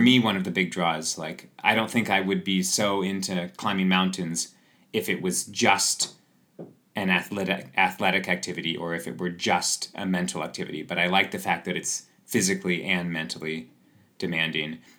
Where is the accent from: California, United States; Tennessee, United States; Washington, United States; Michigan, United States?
Washington, United States; Seattle; also born or lived in Squamish, Canada; now in Chamonix, France; I grew up in Seattle